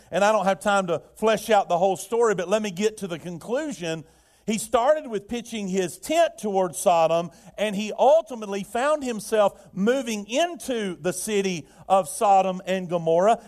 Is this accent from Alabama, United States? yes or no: yes; Birmingham, Alabama, United States; I remember it as a child, uh, in, uh, growing up in Birmingham, we had the steel mills